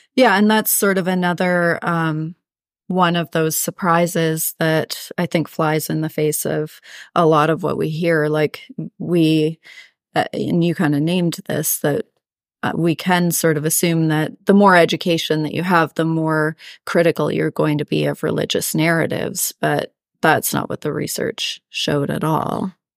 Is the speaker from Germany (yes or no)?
no; Canada; I'm Canadian